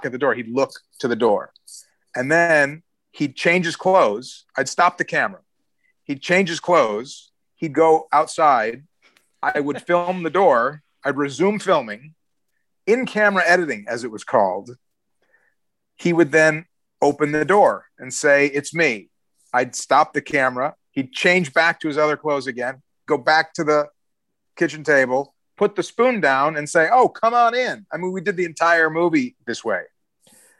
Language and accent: English; Chicago, Illinois, United States; I'm from Chicago